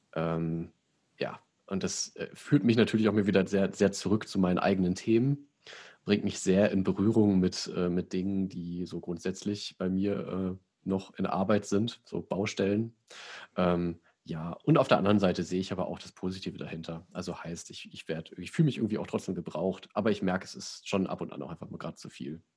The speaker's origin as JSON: {"language": "German", "area": "Sauerland", "region": "North Rhine-Westphalia", "country": "Germany", "said": "ich komme ja aus dem Sauerland, bei uns heißt der Knecht Ruprecht"}